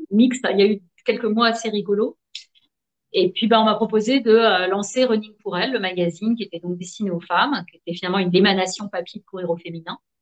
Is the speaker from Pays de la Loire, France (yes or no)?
yes; Nantes, Pays de la Loire, France; je suis née à Nantes